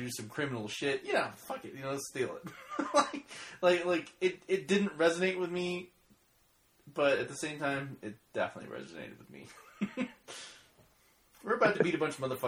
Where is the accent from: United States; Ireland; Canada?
United States; Oklahoma; I'm from Oklahoma